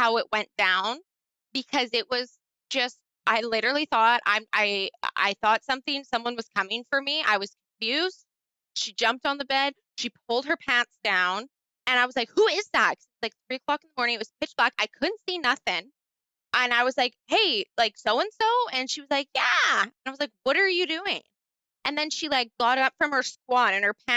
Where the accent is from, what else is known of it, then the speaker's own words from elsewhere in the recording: Canada; I'm from Canada